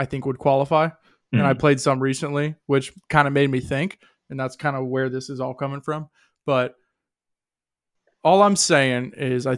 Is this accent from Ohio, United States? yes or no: yes; Columbus, Ohio, United States; I'm from Columbus. I live in Columbus. I grew up in Columbus